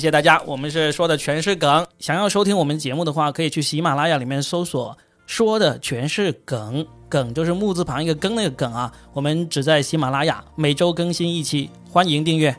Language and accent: Chinese; China; 我们中国人